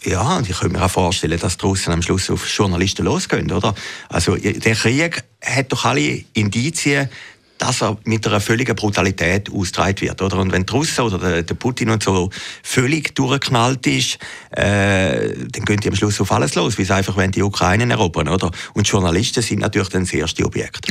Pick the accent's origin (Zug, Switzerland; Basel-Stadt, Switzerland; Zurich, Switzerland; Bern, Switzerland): Zurich, Switzerland; Uhwiesen; als ich kleiner Bub war, bei uns in Uwiesen im Zürcher Wieland